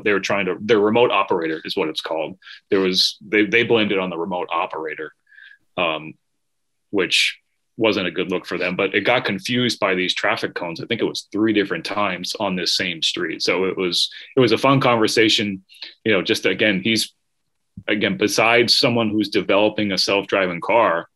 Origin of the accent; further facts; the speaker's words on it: Massachusetts, United States; I'm from Massachusetts. There's a big highway here called the Mass Pike